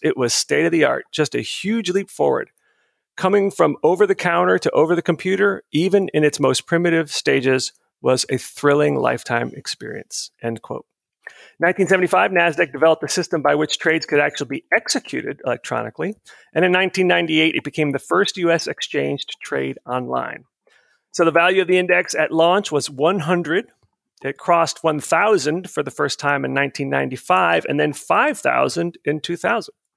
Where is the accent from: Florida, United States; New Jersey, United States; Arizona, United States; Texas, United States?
Florida, United States; outside of Tampa; moved away; my hometown outside of Tampa, Florida